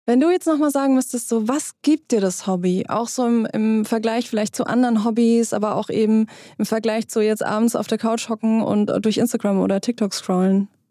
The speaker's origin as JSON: {"language": "German", "country": "Germany", "also_born_or_lived": "Hesse", "said": "bei uns in Deutschland"}